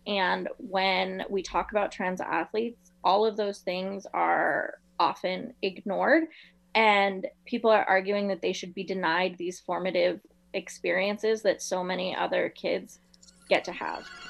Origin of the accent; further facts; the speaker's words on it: South Florida, United States; I'm from South Florida, and we did not have a team until 1993